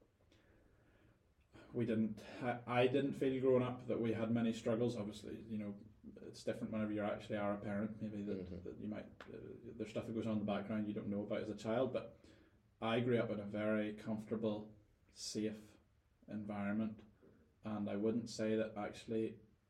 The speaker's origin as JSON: {"language": "English", "region": "Northern Ireland", "country": "United Kingdom", "moved": "as an adult", "said": "I was a Northern Irish guy"}